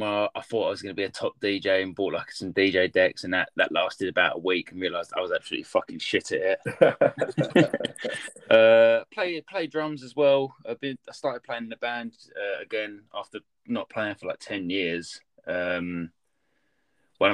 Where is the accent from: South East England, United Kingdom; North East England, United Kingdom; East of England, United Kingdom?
East of England, United Kingdom; Harlow; I grew up started skating in Harlow, and they had this it's in Essex, just outside of London